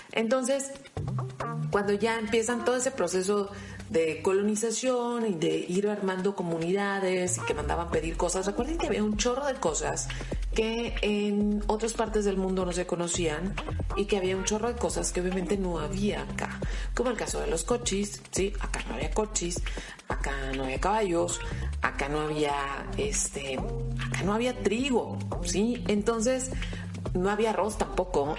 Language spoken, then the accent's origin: Spanish; Mexicali, Baja California, Mexico; no soy una mexicana muy especial